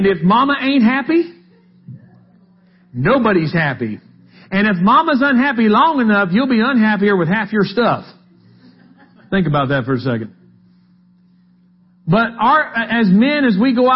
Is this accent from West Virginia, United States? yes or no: yes; West Virginia, United States; We're from West Virginia